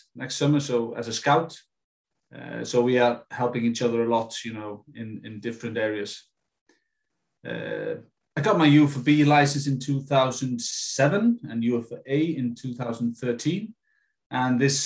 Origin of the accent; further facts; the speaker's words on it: Iceland; In 2006, I moved back to my hometown. Then I, you know, started coaching at my local club, IA